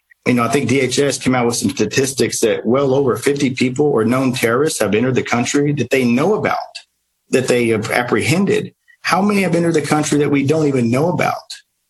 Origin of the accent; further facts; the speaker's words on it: Kinney County, Texas, United States; also born or lived in Del Rio, Texas; I was born in Del Rio and raised in Kinney County